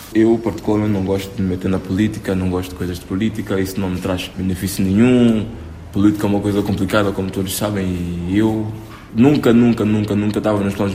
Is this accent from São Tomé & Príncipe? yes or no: yes; São Tomé & Príncipe; É a minha terra